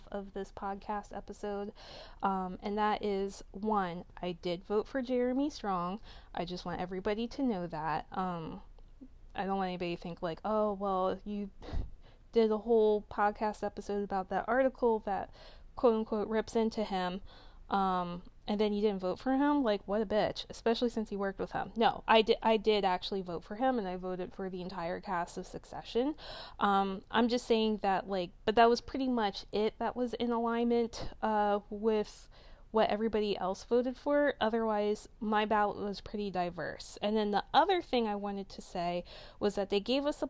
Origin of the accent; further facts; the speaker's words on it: Delaware, United States; I'm from Delaware.